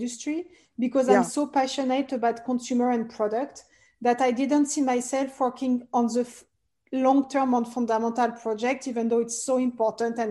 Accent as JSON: {"language": "English", "town": "Paris", "region": "Île-de-France", "country": "France", "tie": "born or raised there", "said": "I'm originally French. I was born and raised in Paris, France"}